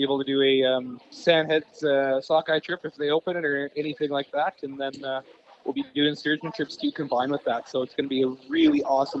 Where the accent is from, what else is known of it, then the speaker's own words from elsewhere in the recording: Abbotsford, British Columbia, Canada; also born or lived in Kelowna; So I grew up in Abbotsford. Mm-hmm. I've lived in Abbotsford pretty much my whole life. I lived in Kelowna for 2 years. And I've kind of pretty much traveled around all the province